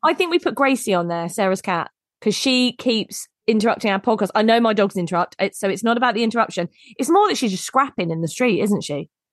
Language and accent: English; United Kingdom; we're very British